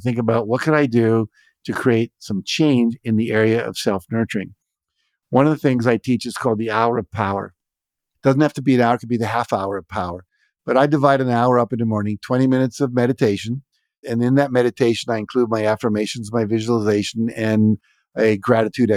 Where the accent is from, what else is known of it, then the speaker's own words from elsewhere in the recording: West Virginia, United States; moved away; I grew up in West Virginia